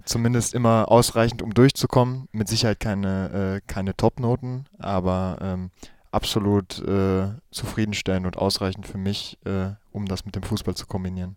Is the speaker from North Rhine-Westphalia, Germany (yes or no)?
yes; Gladbeck, North Rhine-Westphalia, Germany; Gladbeck ist es, äh, im Herzen von NRW, im Ruhrgebiet. Genau, das ist meine Heimatstadt.